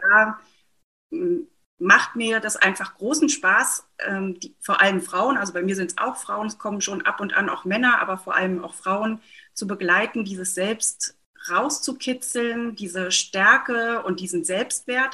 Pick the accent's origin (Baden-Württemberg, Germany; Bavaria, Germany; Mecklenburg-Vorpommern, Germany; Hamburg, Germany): Mecklenburg-Vorpommern, Germany; ich komme aus Mecklenburg-Vorpommern gebürtig